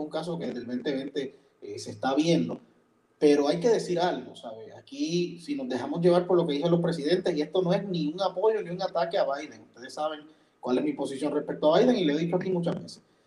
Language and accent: Spanish; Puerto Rico; los puertorriqueños no pagamos, entre otras cosas, income tax